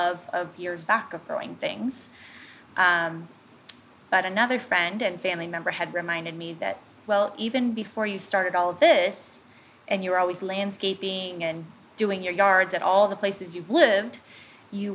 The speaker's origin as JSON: {"language": "English", "area": "Willamette Valley", "region": "Oregon", "country": "United States", "tie": "born or raised there", "also_born_or_lived": "Bend, Oregon", "said": "I grew up in the Willamette Valley"}